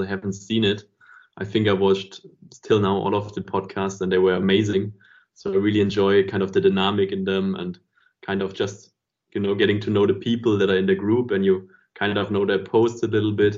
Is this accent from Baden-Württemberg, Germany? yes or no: yes; Stuttgart, Baden-Württemberg, Germany; I was growing up in Stuttgart